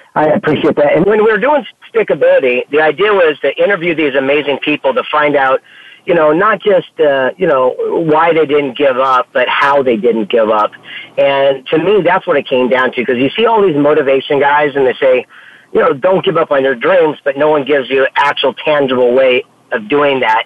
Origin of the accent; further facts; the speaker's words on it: San Diego, California, United States; I'm from San Diego, California